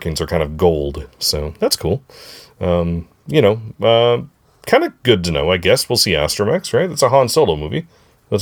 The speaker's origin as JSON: {"language": "English", "region": "North Dakota", "country": "United States", "tie": "born or raised there", "said": "my hometown"}